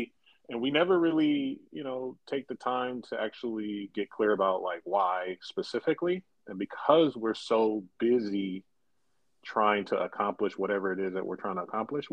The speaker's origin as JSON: {"language": "English", "town": "Fresno", "region": "California", "country": "United States", "tie": "born or raised there", "moved": "yes", "said": "born and raised in Fresno, California."}